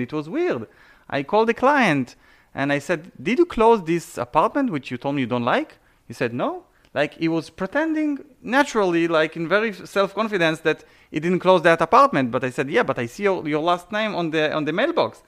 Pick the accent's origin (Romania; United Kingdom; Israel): Israel; English is a second language; moved away as an adult; also born or lived in Canada; now in South Florida, United States; I was born and raised in Israel